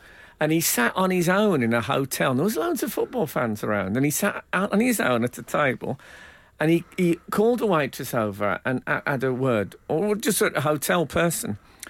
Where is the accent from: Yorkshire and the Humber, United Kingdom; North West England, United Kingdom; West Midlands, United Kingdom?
West Midlands, United Kingdom; I come from the West Midlands